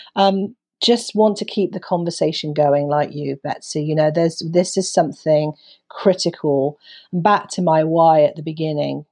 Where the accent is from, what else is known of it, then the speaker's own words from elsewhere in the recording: United Kingdom; as a Brit